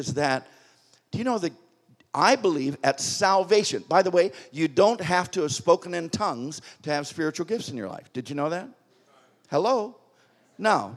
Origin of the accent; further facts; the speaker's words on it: United States; also born or lived in Springfield, Missouri; I'm an American